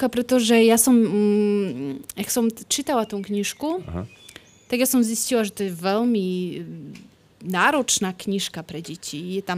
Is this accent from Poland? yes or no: yes; Poland; Slovak is a second language; moved away as an adult; also born or lived in Poznań, Poland / Kraków, Poland / London, United Kingdom; now in Bratislava, Slovakia; ja som z Polska, e, z Krakova, z dvoch e, z dvoch miest, z, Polska, z Poznania a z Krakova. Uh-huh. Ale žijem na Slovensku už 5 rokov v Bratislave.